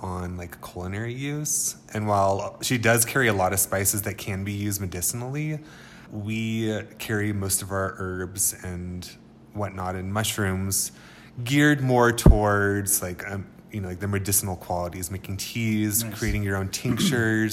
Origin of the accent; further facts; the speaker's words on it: San Francisco Bay Area, California, United States; moved away as an adult; also born or lived in Sonoma County, California / Big Sur, California; now in Taos, United States; I was born in San Francisco Bay Area and kind of raised in the Bay Area and then also up in Sonoma County